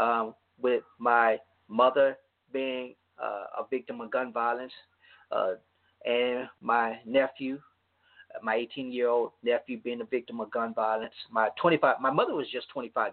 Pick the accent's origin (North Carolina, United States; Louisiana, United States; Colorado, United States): Louisiana, United States; my hometown in Louisiana